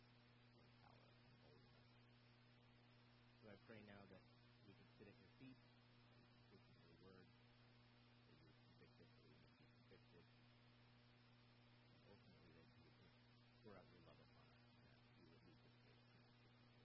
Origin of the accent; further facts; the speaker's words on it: Virginia Beach, Virginia, United States; And we grew up together in Virginia Beach, so I had the privilege of going to middle school, high school, and college with my friend Travis.